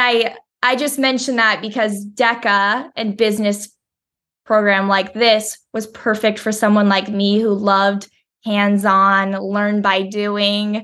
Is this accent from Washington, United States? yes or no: yes; Woodinville, Washington, United States; moved away; I grew up in Woodinville, Washington, so it's just outside Seattle.